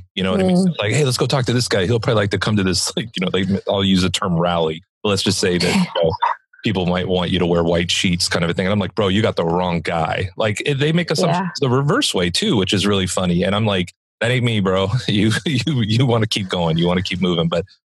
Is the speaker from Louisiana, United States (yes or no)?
no; Los Angeles, California, United States; moved away as an adult; also born or lived in Orange County / South Dakota; I have South Dakota plates, but you know, I grew up in Los Angeles. I spent 40 years of my life, you know, in Los Angeles and obviously Orange County.